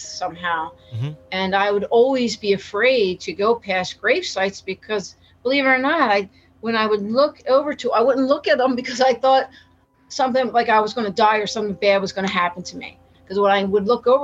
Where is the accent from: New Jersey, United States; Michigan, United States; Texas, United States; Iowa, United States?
New Jersey, United States; Tabernacle; I grew up in Tabernacle, you know, in New Jersey, Tabernacle, New Jersey